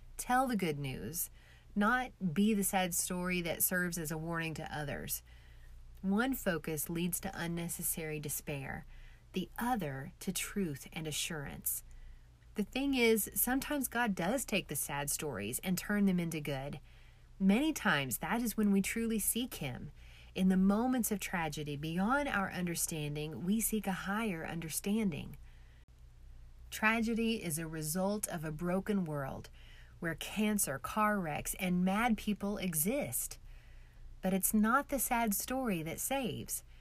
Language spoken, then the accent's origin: English; Oklahoma, United States; I'm from Oklahoma